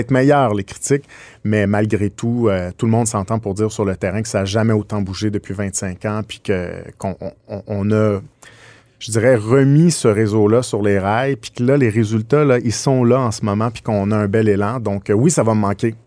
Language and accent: French; Quebec, Canada; on est québécois